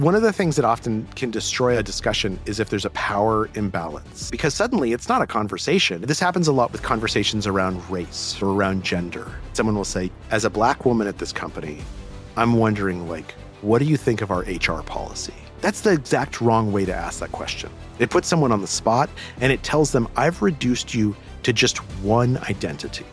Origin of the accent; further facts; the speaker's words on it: Albuquerque, New Mexico, United States; moved away; I grew up in Albuquerque, New Mexico.